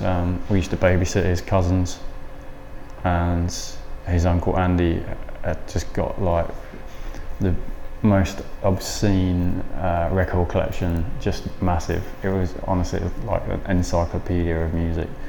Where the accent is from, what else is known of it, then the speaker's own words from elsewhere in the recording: Lincolnshire, the Fens, East Midlands, United Kingdom; moved away as an adult; So I'm from Lincolnshire. Uh, oh. and the Fens. and uh, yeah, that's where I was born and raised, or like first 20 years of my life.